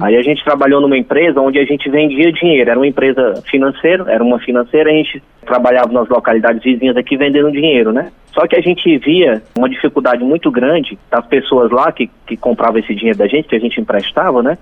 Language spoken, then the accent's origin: Portuguese; Itapipoca, Ceará, Brazil; also born or lived in Fortaleza; mas eu nasci em, em, Fortaleza e estou aqui desde 5 anos de idade. Então eu me considero um itapipoquense.